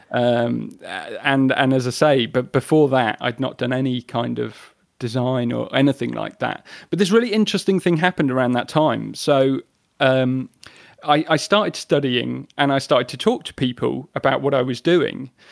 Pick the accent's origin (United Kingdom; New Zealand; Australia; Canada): United Kingdom; the Midlands, England; moved away as an adult; also born or lived in Brighton; growing up in the Midlands, uh, in the early nineties